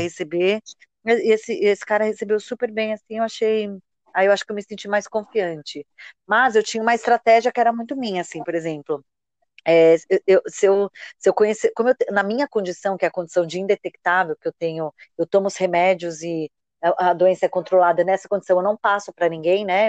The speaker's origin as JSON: {"language": "Portuguese", "region": "São Paulo", "country": "Brazil", "said": "eu sou aqui de São Paulo"}